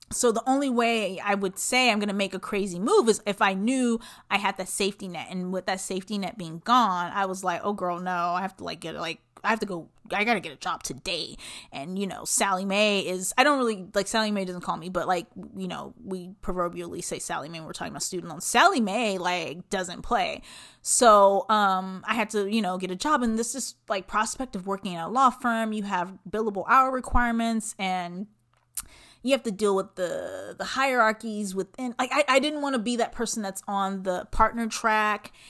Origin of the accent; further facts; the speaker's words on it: Los Angeles, California, United States; moved away as an adult; also born or lived in Long Beach / Pomona; now in Phoenix, United States; I am originally from Southern California, Los Angeles specifically